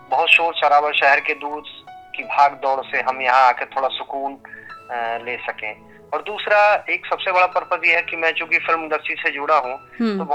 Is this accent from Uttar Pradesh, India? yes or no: yes; Tarafkazi, Uttar Pradesh, India; now in Mumbai, India; और मैं आजमगढ़ जनपद के लालगंज तहसील के एक छोटे से गांव तरफकाजी का रहने वाला हूँ